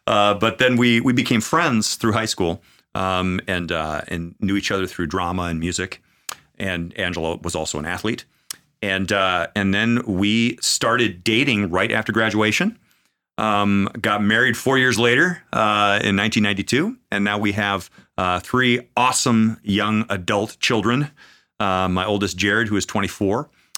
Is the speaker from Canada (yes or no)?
no; Minnesota, United States; moved away as an adult; also born or lived in Sioux City, Iowa; Because I'm from Minnesota, man.